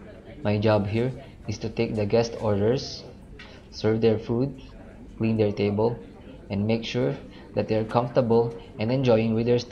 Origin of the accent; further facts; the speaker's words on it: Philippines; moved away as an adult; also born or lived in Katipunan Avenue, Quezon City; now in Salmiya, Kuwait; I am currently residing here in Kuwait, in Salmiya City. I am 26 years of age and was born on April 11, 1986. I am a Filipino citizen and a Roman Catholic.